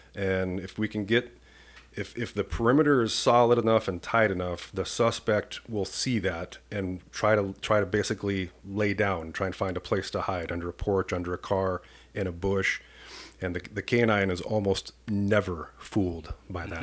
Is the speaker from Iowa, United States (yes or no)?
yes; Washington, Iowa, United States; moved away as an adult; now in Saint Paul, United States; I grew up in a small town in Washington, Iowa, population seven thousand